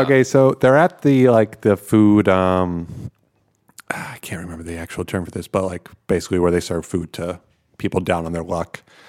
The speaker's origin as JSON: {"language": "English", "region": "outside of New York City", "country": "United States", "tie": "born or raised there", "moved": "as an adult", "lives_now": "Netherlands", "said": "I grew up outside of New York City"}